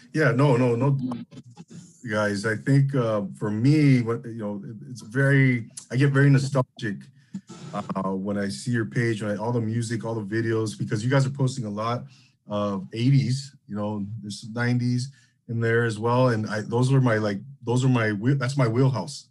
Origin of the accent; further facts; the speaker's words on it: Rancho Cucamonga, California, United States; growing up in the Inland Empire in Rancho Cucamonga in the early '90s